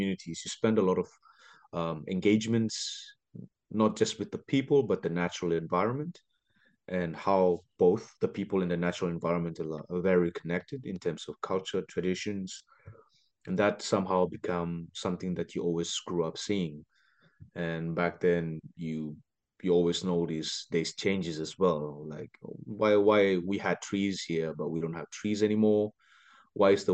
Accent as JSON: {"language": "English", "country": "Solomon Islands", "tie": "born or raised there", "moved": "as an adult", "lives_now": "New York, United States", "said": "I am from the Solomon Islands, born and raised"}